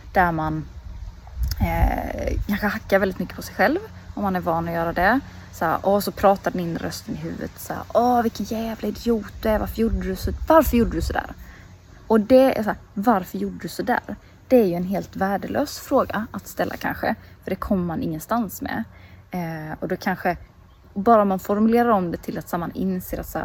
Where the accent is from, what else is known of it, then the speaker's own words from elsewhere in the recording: Småland, Sweden; moved away; sitter här hemma i Småland nu utanför eh, mina föräldrars